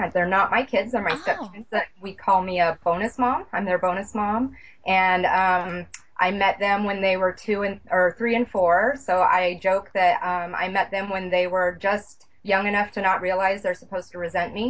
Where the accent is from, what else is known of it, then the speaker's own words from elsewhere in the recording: Atlanta, Georgia, United States; born there; now in Bellevue, United States; I lived in Atlanta. I was born in Atlanta. I've kind of been all over the place.